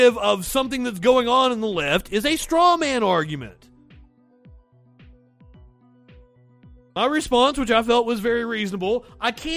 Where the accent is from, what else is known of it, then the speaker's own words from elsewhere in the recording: United States; I'm an American.